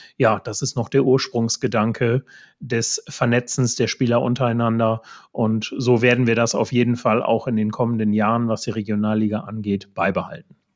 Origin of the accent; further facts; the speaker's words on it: East Frisia, Lower Saxony, Germany; ich komme ja hier aus Ostfriesland